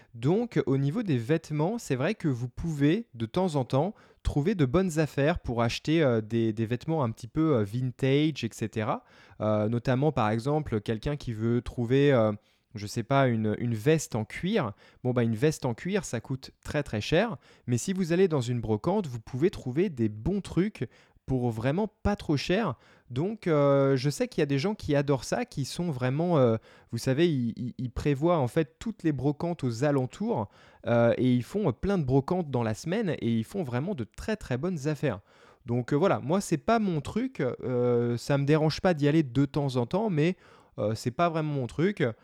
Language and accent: French; Paris, Île-de-France, France; moved away; also born or lived in United States; je suis né à Paris